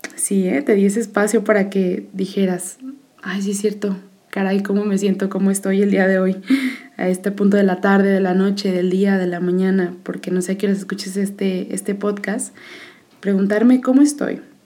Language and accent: Spanish; Jalisco, Mexico; yo soy del estado de Jalisco, de México